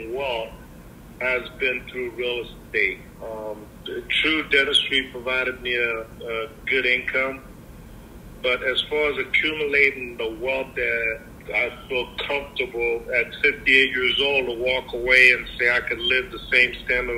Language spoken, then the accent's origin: English; Port-au-Prince, Haiti; also born or lived in South Florida; now in Miami, United States; I'm an immigrant from Port-au-Prince, Haiti